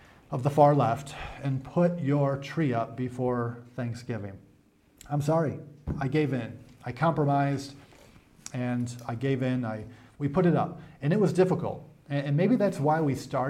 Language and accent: English; New York, United States; now in Africa; Growing up in New York, the weather gets cold.